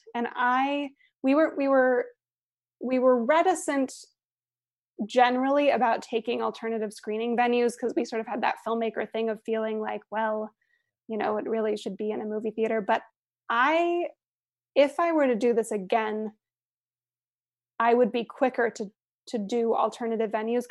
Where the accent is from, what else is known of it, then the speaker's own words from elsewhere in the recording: Aspen, Colorado, United States; And then the only other place, in Aspen, my hometown, we also paid a rental fee